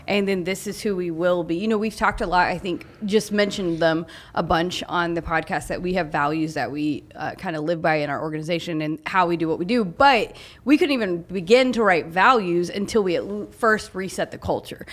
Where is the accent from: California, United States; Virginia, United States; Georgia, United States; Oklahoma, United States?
Oklahoma, United States; I grew up in Oklahoma